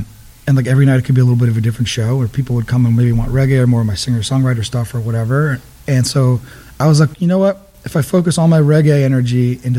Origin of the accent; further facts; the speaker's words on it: Kingston, Massachusetts, United States; also born or lived in Georgia, United States; I was born in Georgia. Okay. And I moved up here when I was young, and I grew up in Kingston.